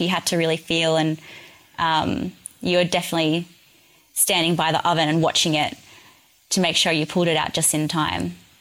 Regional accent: New South Wales, Australia; moved away; I'm originally from New South Wales

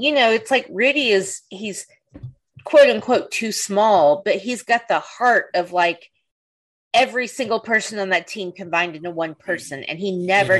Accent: the South, United States; I'm from the South

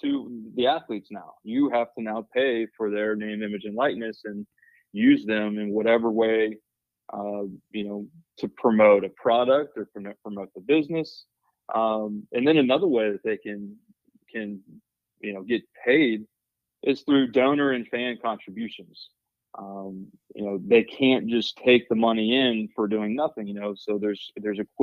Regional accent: Nashville, Tennessee, United States; moved away as an adult; also born or lived in Murfreesboro, Tennessee; now in West Virginia, United States; I'm a Nashville, Tennessee native

